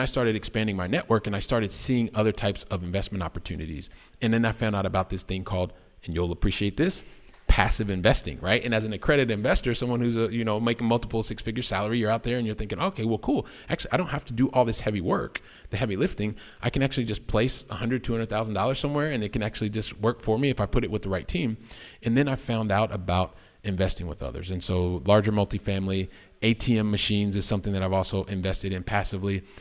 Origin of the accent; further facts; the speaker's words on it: Columbus, Ohio, United States; moved away as an adult; also born or lived in Oxford, Ohio; now in Barcelona, Spain; I am a guy from the Midwest, from uh, the wonderful state of Ohio, so from Columbus, Ohio